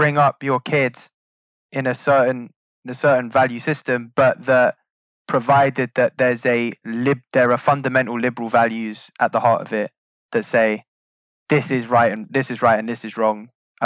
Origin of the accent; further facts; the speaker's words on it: London, United Kingdom; we're from Northwest London